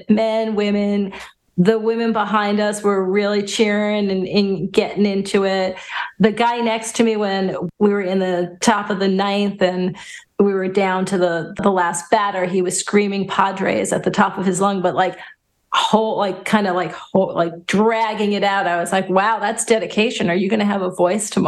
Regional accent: New York, United States; moved away; having born and raised in New York

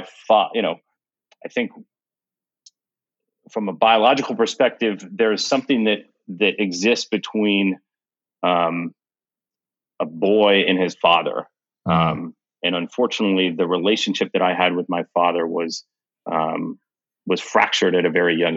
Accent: Kansas, United States; I was born in Kansas.

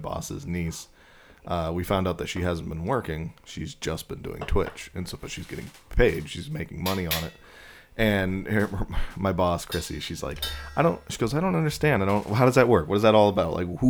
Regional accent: Scotland, United Kingdom; I'm Scottish, Ron.

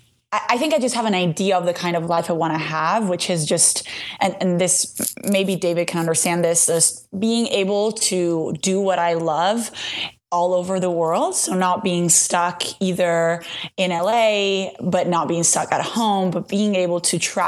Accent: Italy; I'm from Italy.

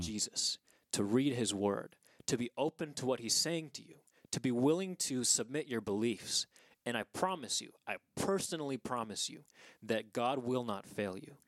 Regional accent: Southern California, United States; moved away; I was born in Southern California

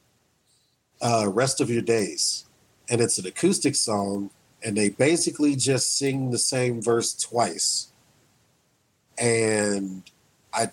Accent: Wichita, Kansas, United States; I was the only black kid that hung out with white kids where I grew up in Wichita

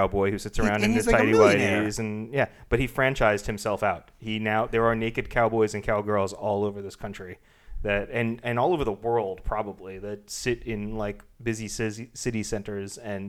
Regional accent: Long Island, New York, United States; also born or lived in Manhattan, New York; I grew up on Long Island

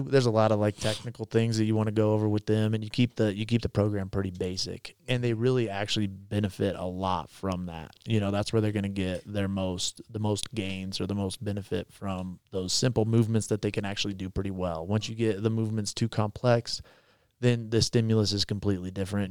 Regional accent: Little River, Kansas, United States; moved away; I grew up in Kansas in a really small town

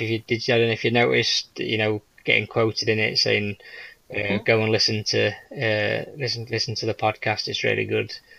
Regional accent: England, United Kingdom; I'm English

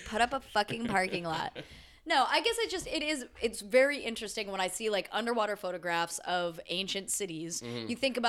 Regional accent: United States; being American, being like one of the primary contributors to the problem

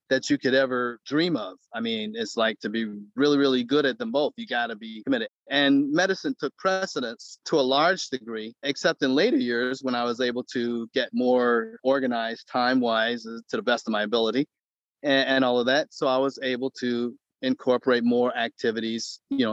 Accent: Detroit, Michigan, United States; I grew up in Detroit

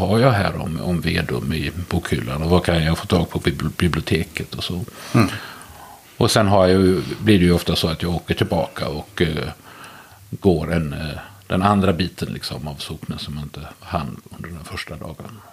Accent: Västergötland, Västra Götaland, Sweden; Jag är född och uppvuxen i Västergötland och har i stort sett aldrig bott någon annanstans

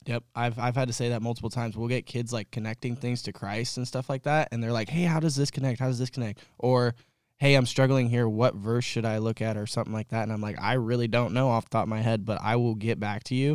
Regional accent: Kelseyville, California, United States; I grew up in Kelseyville, so up in Lake County where all of us weird hillbillies live

